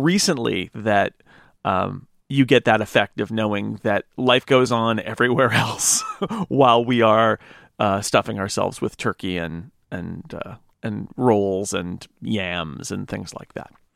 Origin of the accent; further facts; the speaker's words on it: United States; as an American